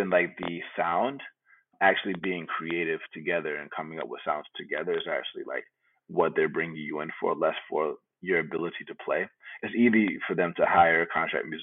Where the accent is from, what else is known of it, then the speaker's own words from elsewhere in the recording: Atlanta, Georgia, United States; moved away as an adult; also born or lived in California; now in Bay Area, United States; I was born in California, grew up in Atlanta